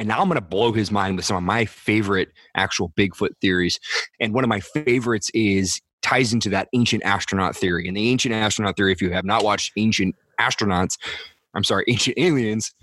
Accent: Northern California, United States; I grew up in Northern California

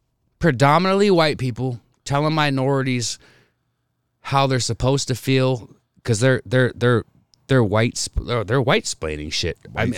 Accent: Spokane, Washington, United States; Well, growing up in Spokane

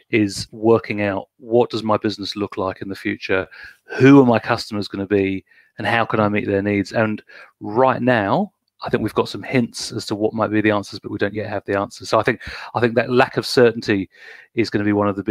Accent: United Kingdom; moved away as an adult; now in New Zealand; I'm British, been in New Zealand for 15 years

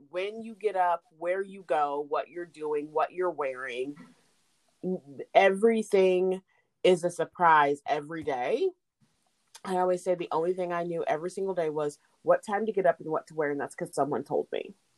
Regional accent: Indianapolis, Indiana, United States; also born or lived in Chattanooga, Tennessee / Kokomo, Indiana; I am a Hoosier because I grew up here.

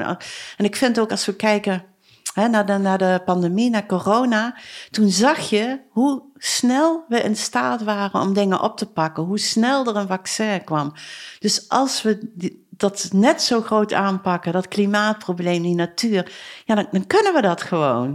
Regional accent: Arcen, Limburg, Netherlands; ik ben geboren en getogen in Arsen, dus ik ben wel een beetje chauvinistisch

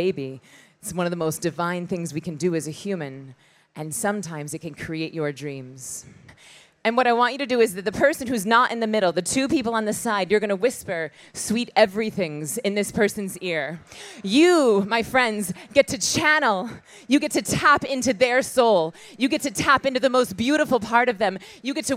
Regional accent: Tallahassee, Florida, United States; moved away; I was born in Tallahassee, Florida, which is 7 minutes from the Georgia line. And I grew up with a bunch of sweaty dudes in a church

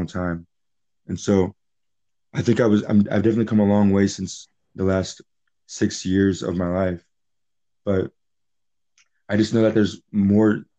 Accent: Charlotte, North Carolina, United States; also born or lived in Philadelphia; I was raised in Charlotte

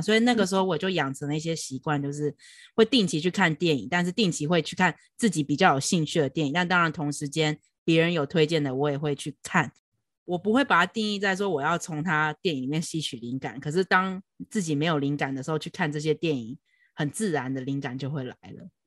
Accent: Taiwan; moved away as an adult; now in New York, United States; 在台湾，我会感觉有时候自信会连接到骄傲

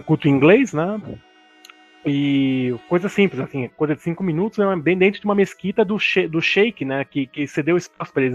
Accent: Brazil; nós afro-brasileiros, não sabemos de onde nós viemos

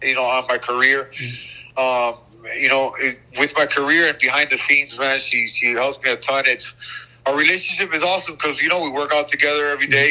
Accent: Miami, Florida, United States; I was born and raised in Miami, Florida

